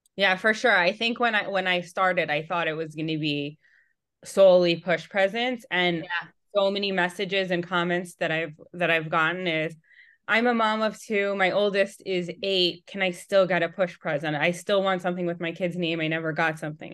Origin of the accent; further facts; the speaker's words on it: New York, United States; moved away as an adult; now in Atlanta, United States; I was born and raised in New York, and then during COVID, I was pregnant with my third, and we had moved from New York to Atlanta.